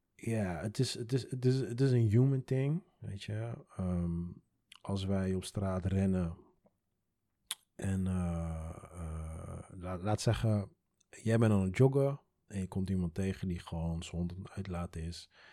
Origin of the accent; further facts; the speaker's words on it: Curaçao; now in Netherlands; ik kom uit Curaçao.